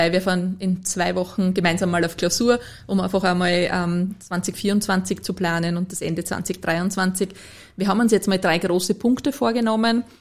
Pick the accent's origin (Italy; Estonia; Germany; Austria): Austria; Lower Austria; Als Niederösterreicherin muss, habe ich erst lernen müssen, dass das die Landespolizeidirektion ist.